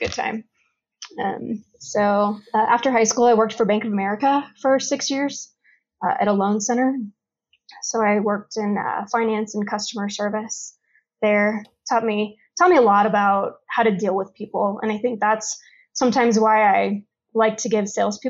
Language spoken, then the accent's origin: English; Los Angeles, California, United States; now in Colorado, United States; I was born in California and grew up in a town in Los Angeles that was pretty much kind of a Mexican gang neighborhood